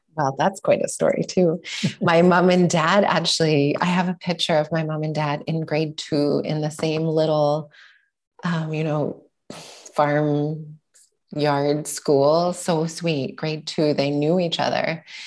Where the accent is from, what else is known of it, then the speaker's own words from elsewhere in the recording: Sherwood Park, Alberta, Canada; also born or lived in Edmonton, Alberta / Vancouver, British Columbia; I was born in Edmonton, Alberta, and I grew up in a suburb just outside in Sherwood Park